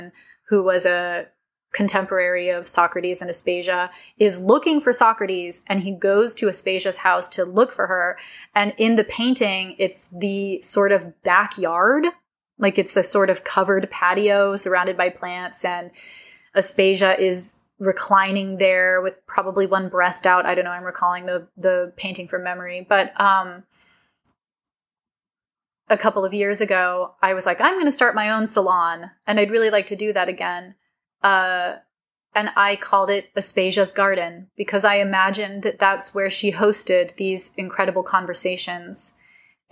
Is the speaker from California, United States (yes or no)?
yes; California, United States; I'm from California.